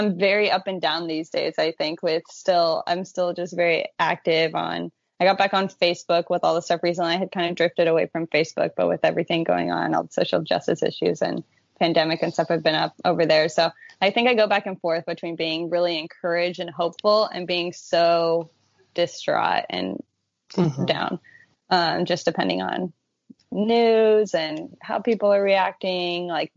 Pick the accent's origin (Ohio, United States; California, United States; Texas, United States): California, United States; now in Austin, United States; I grew up in California, so being in the middle of the country is a little rough